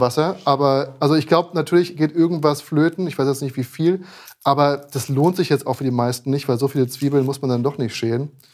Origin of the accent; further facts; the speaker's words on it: Frankfurt, Hesse, Germany; now in Berlin, Germany; ich bin ja eigentlich aus Frankfurt